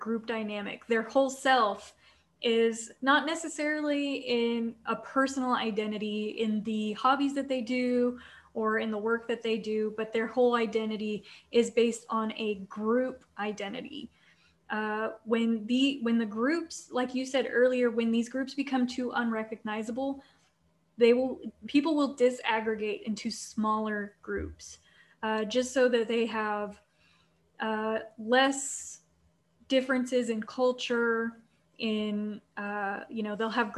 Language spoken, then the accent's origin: English; Kansas-Oklahoma border, Midwest, United States; I'm from the Midwest. I'm pretty familiar with Oklahoma. I lived on the Kansas-Oklahoma border for most of my life